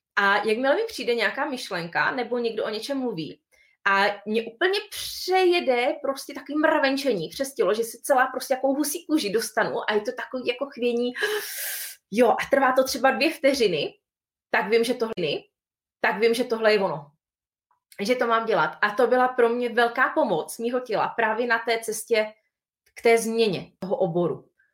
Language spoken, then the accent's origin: Czech; Bohemia, Czechia; u nás, v Čechách